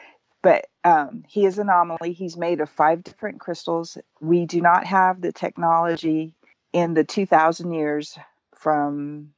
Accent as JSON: {"language": "English", "region": "Hawaii", "country": "United States", "said": "With Hawaiians, we know it happened. We know that we come from Lemuria. Let me back up just a little further. In our Hawaiian creation chant, it tells us that we come from Makali'i"}